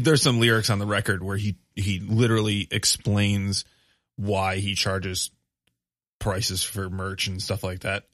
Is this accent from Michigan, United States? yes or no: yes; Grand Rapids, Michigan, United States; moved away; I grew up in Grand Rapids. My family still lives there.